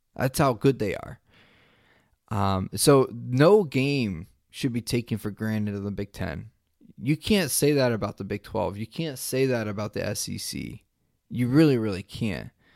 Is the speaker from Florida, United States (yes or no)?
no; Ohio, United States; I'm from Ohio